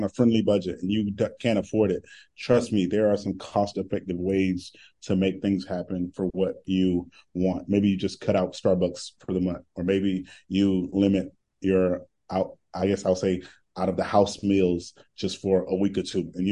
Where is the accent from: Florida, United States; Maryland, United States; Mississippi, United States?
Florida, United States; Winter Haven; my hometown of Winter Haven